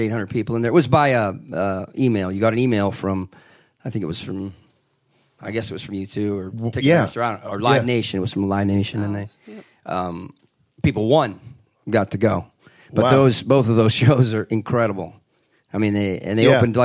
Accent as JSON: {"language": "English", "region": "Minnesota", "country": "United States", "moved": "yes", "lives_now": "St. Louis, United States", "said": "I'm from Minnesota"}